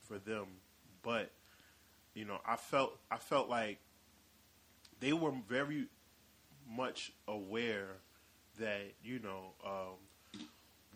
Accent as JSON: {"language": "English", "town": "Newark", "region": "New Jersey", "country": "United States", "said": "I'm from North, yes. Brick City, Dirty Jersey, New Jersey"}